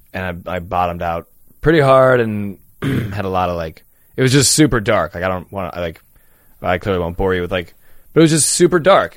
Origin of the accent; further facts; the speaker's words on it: Chicago, Illinois, United States; I didn't grow up in North Carolina. I grew up in Chicago